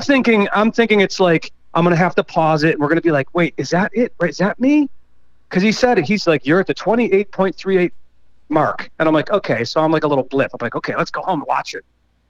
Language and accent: English; Buffalo, New York, United States; I'm originally from Buffalo